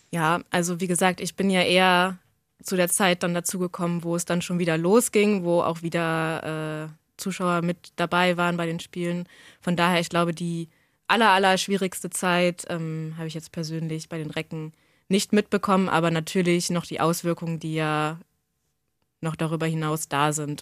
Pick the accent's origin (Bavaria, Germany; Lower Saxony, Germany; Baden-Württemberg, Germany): Lower Saxony, Germany; Hanover; now in Braunschweig, Germany; also bin in Hannover geboren, habe auch lange hier im Umland auf dem Dorf gelebt.